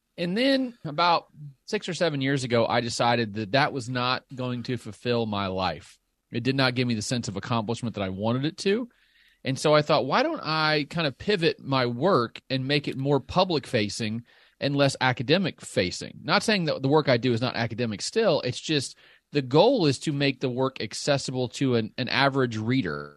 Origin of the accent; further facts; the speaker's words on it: Southern Illinois, United States; accent: Southern; I grew up in Southern Illinois